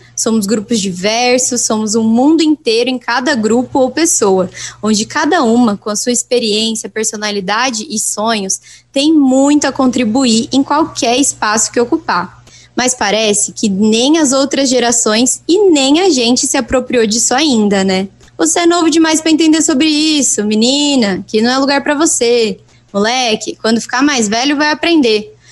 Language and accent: Portuguese; Brazil; eu sou do Brasil